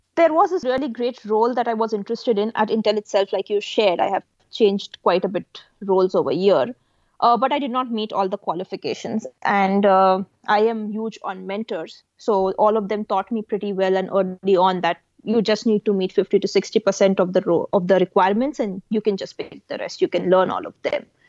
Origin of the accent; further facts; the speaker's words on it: India; moved away as an adult; now in United States; I came from India to the US to pursue my master's when I was 22. So, when I was 18 or back then, I was still in India